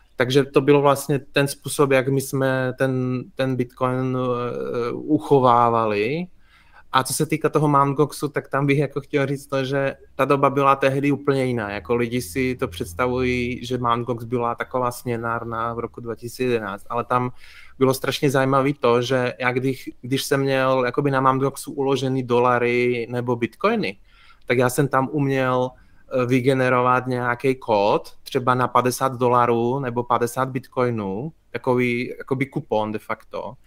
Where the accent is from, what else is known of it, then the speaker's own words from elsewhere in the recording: Košice, Košice Region, Slovakia; moved away as an adult; now in Prague, Czech Republic; Já jsem se narodil na Slovensku v Košicích, ale v 18 letech jsem vlastně zvednul kotvy podobně jako spoustu eh, lidí ze Slovenska v té době a šel jsem studovat do Prahy